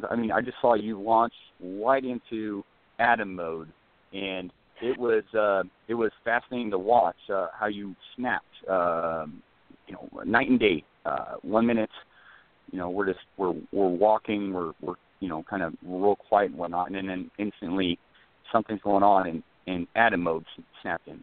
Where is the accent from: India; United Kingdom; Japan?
United Kingdom; Scotland; moved away as an adult; also born or lived in San Diego; I'm a Brit too, so traveling from Scotland